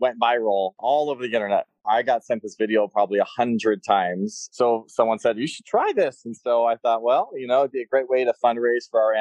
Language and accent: English; Florida, United States; now in Las Vegas, United States; I grew up in Florida, so I was surrounded by all the animals